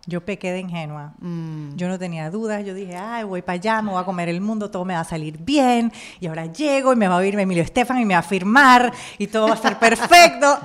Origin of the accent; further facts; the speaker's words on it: Panama; moved away as an adult; now in Miami, United States; en mi país, Panamá